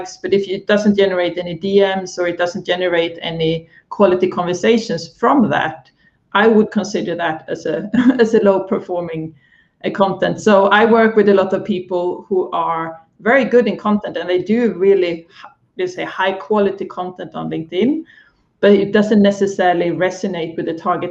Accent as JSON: {"language": "English", "country": "Sweden", "moved": "yes", "lives_now": "London, United Kingdom", "said": "I am Swedish by heart"}